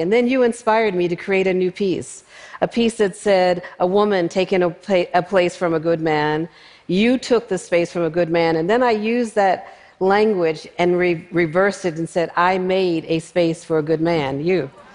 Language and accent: English; Philadelphia, Pennsylvania, United States; Growing up in North Philadelphia, I was surrounded by people in my family and friends who made photographs